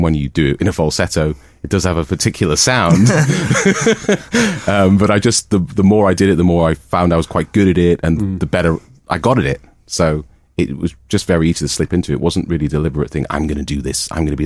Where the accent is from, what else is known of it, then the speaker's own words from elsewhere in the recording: Newcastle upon Tyne, North East England, United Kingdom; moved away as an adult; also born or lived in Manchester; I'm from Newcastle Way, and so's our drummer Mike